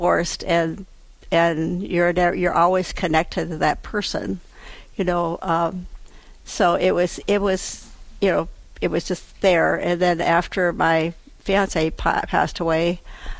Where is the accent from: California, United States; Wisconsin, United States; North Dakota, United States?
North Dakota, United States; Castleton; also born or lived in Fargo-Moorhead; I've been in this area all my life. I came from Castleton, so I didn't get very far.